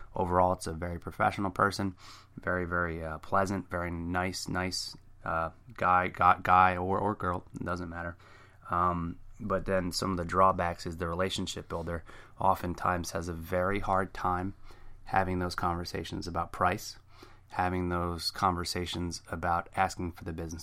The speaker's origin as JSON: {"language": "English", "region": "New Jersey", "country": "United States", "said": "I'm from Jersey, a very fast talker"}